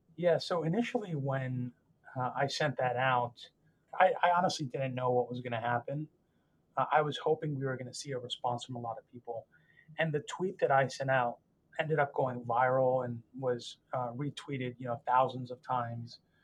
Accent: Northern Virginia, United States; I grew up in Northern Virginia, uh, just outside our nation's capital

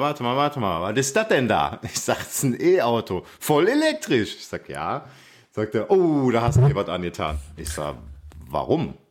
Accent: Aachen, North Rhine-Westphalia, Germany; ich komme aus Aachen

